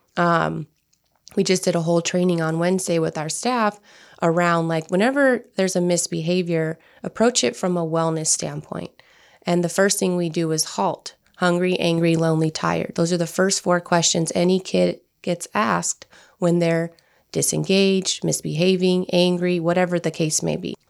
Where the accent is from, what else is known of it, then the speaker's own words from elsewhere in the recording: Turlock, California, United States; I grew up in the Central Valley, which is Turlock, to be exact, north of Fresno